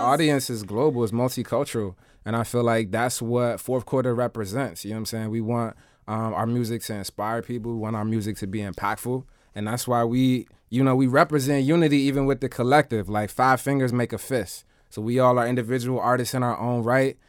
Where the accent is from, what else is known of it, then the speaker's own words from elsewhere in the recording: Washington, District of Columbia, United States; also born or lived in Philadelphia, Pennsylvania; I was born in D C.